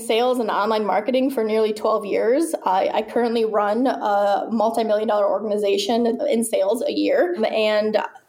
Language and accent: English; Midwest, United States; now in Texas, United States; I recently moved, been here in Texas for a little over a year, and I come from the Midwest. So speaking of, like, stigmas, the Midwest is pretty close-minded for the most part.